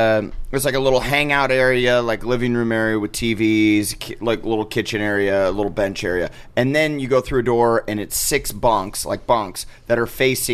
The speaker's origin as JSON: {"language": "English", "town": "Omaha", "region": "Nebraska", "country": "United States", "tie": "born or raised there"}